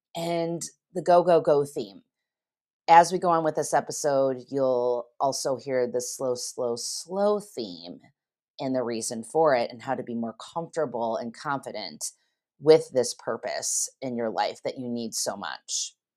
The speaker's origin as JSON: {"language": "English", "town": "Geneva", "region": "Illinois", "country": "United States", "tie": "born or raised there", "said": "my hometown of Geneva, Illinois"}